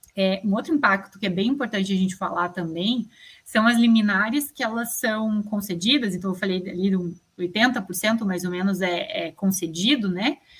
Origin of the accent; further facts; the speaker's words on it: Brazil; enquanto cidadão, né, enquanto brasileiro